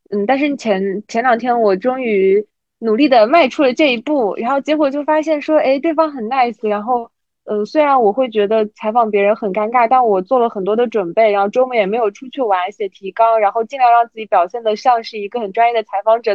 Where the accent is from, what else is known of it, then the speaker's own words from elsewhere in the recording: Jiangsu-Zhejiang-Shanghai area, China; moved away as an adult; now in Guangzhou, China; 我们那边江浙沪那边的人